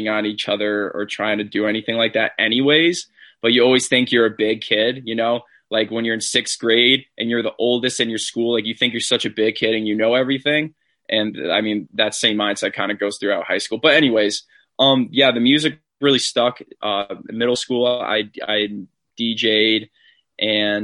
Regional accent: Granby, Connecticut, United States; also born or lived in Port Chester, New York / Rye, New York / New Britain, Connecticut; I mainly grew up in Granby, Connecticut since I was 8 years old

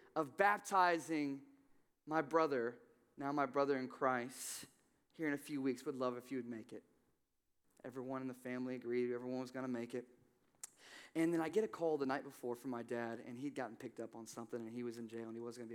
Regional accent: Evansville, Indiana, United States; moved away as an adult; I came from Evansville, Indiana. My father, whom I love very much, he was a meth dealer most of my life. And so I left and went to college.

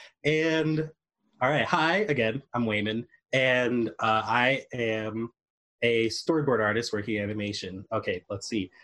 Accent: New York City, New York, United States; I am originally from New York City

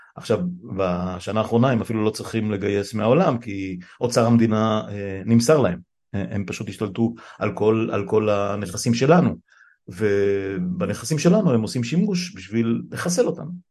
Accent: Israel; נולדתי בישראל

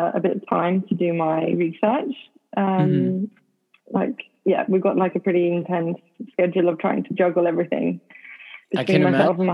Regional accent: Sweden; English is a second language; moved away as an adult; also born or lived in London; now in Essex, United Kingdom; I was born in Sweden. I grew up in Sweden and I moved to London

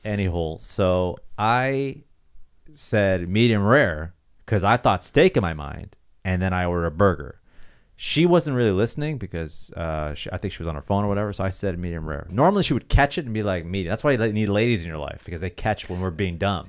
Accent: Toronto, Ontario, Canada; moved away; my hometown, Toronto

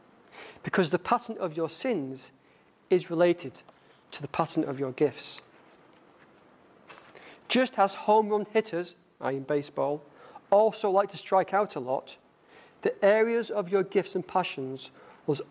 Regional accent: United Kingdom; accent: northern; my northern accent

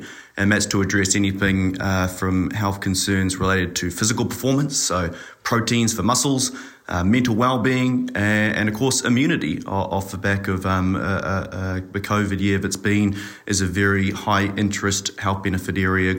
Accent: Auckland, New Zealand; moved away as an adult; also born or lived in Dunedin, New Zealand / Amsterdam, Netherlands / Chicago, United States; now in Singapore; So I'm a New Zealander by birth, raised in Auckland and an Otago University grad

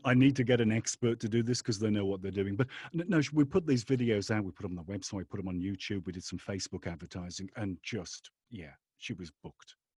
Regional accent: England, United Kingdom; I was brought up in England

